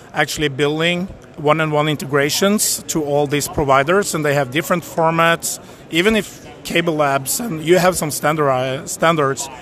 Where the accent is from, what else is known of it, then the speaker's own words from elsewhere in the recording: Norway; We are from Norway, located in Oslo and Kvitsøy